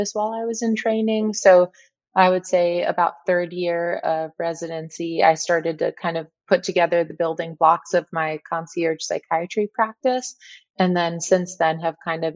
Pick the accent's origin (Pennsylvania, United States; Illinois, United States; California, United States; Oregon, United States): California, United States; San Diego; moved away as an adult; also born or lived in Cleveland, Ohio / Kansas City, Missouri; now in Arizona, United States; I grew up in San Diego